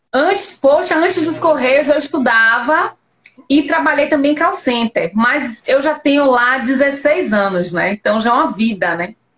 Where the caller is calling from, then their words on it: Lauro de Freitas, Bahia, Brazil; Eu falo daqui de Lauro de Freitas, Bahia